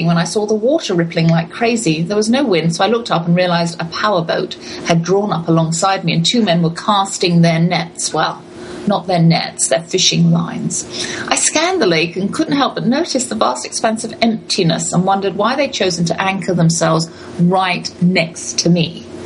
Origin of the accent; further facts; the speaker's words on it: London, United Kingdom; moved away; We grew up in London together as children.